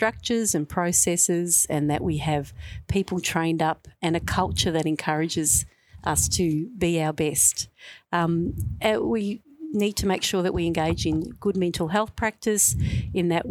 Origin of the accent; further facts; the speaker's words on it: Melbourne, Victoria, Australia; I'm a Westie, so I'm a Western Suburbs girl through and through. I grew up first in West Footscray, and then I went to Brooklyn, and then we went to Sunshine